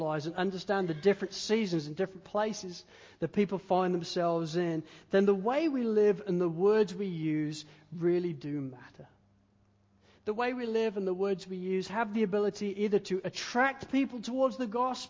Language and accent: English; England, United Kingdom; now in Australia; I'm an Englishman